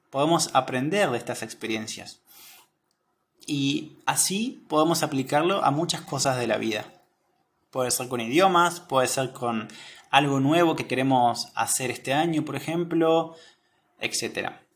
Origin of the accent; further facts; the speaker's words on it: Argentina; soy de Argentina